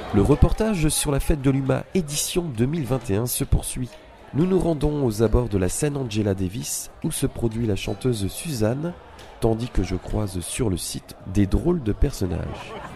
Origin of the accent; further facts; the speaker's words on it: Vosges, Grand Est, France; On vient des Vosges